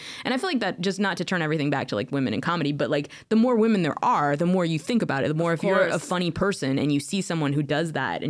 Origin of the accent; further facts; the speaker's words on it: Alaska, United States; also born or lived in Estonia / Portland / Tacoma; now in Germany; I grew up in Alaska and we didn't have any comedy clubs, we didn't have anything there. I lived in a village